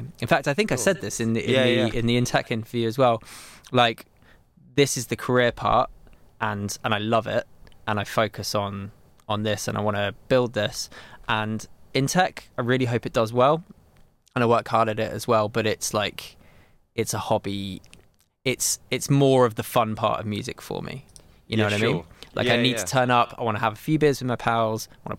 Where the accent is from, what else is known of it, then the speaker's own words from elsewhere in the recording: Milton Keynes, South East England, United Kingdom; moved away as an adult; also born or lived in Brighton; I grew up in Milton Keynes.